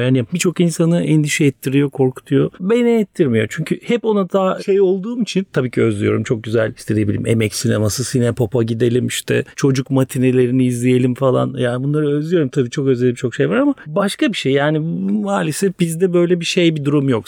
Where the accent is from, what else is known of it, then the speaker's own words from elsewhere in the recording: Istanbul, Turkey; ben buralarda büyüdüm. Hep buralarda okudum. İlkokul, ortaokul, Beyoğlu